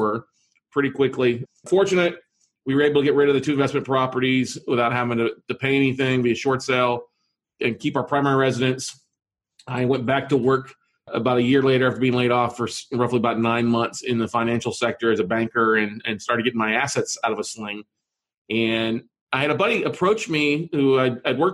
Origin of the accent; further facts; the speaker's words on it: Minnesota, United States; I'm originally from Minnesota, so I can speak with an accent if I need